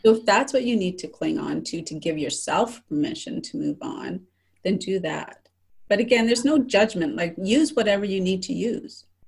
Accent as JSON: {"language": "English", "region": "Saskatchewan", "country": "Canada", "tie": "born or raised there", "also_born_or_lived": "Calgary, Alberta", "moved": "yes", "said": "I have a lot of lot of friends in Saskatchewan where I grew up"}